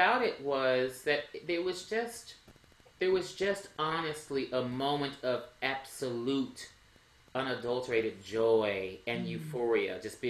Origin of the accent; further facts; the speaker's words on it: Texas, United States; I'm from Texas